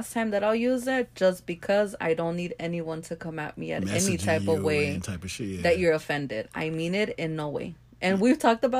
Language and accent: English; Los Angeles, California, United States; I grew up in South Central